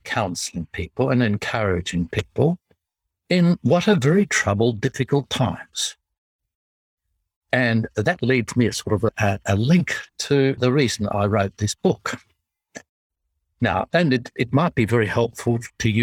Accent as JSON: {"language": "English", "country": "Australia", "accent": "Australian English", "said": "I apologize for my accent. I speak in tongues."}